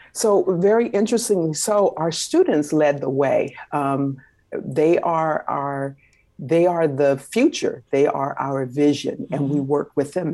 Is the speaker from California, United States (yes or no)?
yes; Los Angeles, California, United States; I was born and raised in South Central Los Angeles, California.